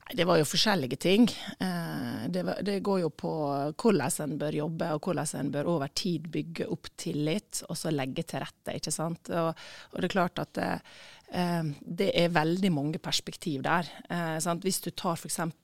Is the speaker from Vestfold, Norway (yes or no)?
no; Sykkylven, Møre og Romsdal, Norway; also born or lived in Ålesund / Ørsta / Eastern Norway / abroad; now in Ulsteinvik, Norway; jeg er født i Ålesund, og så bodde jeg første året i Sykkylven, nei, i Ørsta, og så bodde vi i Sykkylven